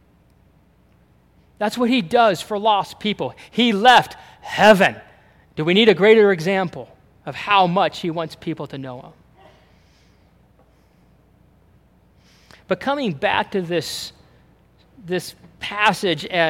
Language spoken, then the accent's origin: English; United States; we're American and we're Christian